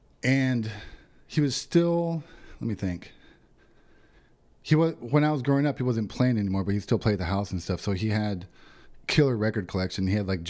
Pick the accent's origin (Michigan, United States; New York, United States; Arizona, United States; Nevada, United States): Arizona, United States; Yuma; born or raised there